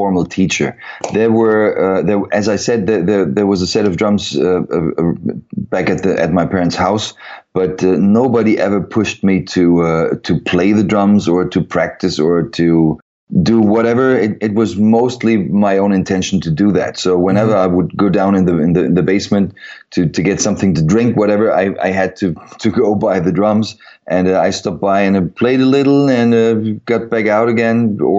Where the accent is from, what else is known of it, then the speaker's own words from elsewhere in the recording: Frankfurt, Hesse, Germany; in pretty much southern part of Germany, Frankfurt area